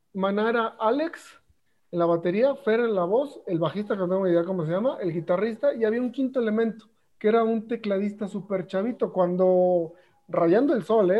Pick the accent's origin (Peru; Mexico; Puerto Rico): Mexico; escuchamos los mexicanos